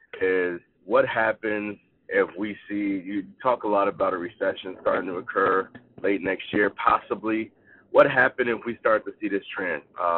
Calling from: Schererville, Indiana, United States; I'm calling from Schererville, Indiana.

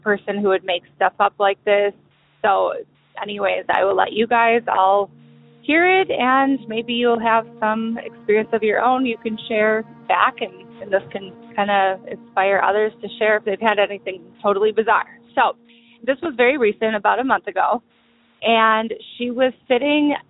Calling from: Chicago, Illinois, United States; I'm calling from Chicago.

